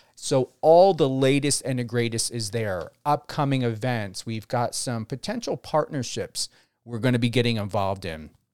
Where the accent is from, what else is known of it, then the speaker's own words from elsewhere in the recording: New Jersey, United States; moved away; also born or lived in West Coast; as a New Jersey native and my accent